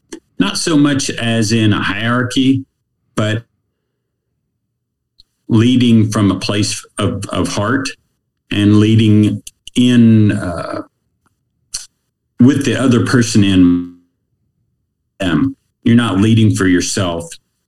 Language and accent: English; Missouri, United States; Small town, USA. I think it's probably 36,000 people strong now, close to that back then. So it hasn't changed a whole bunch. It's a college town, but it was quintessential Americana.